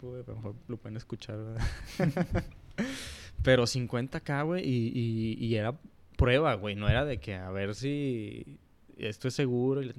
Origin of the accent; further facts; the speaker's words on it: Monterrey, Nuevo León, Mexico; Este. ¿De dónde vienes? pues aquí, güey, soy regio